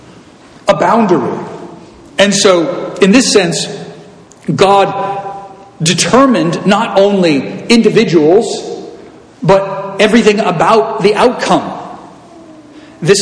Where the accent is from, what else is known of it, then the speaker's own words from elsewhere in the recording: Southern California, United States; I'm from Southern California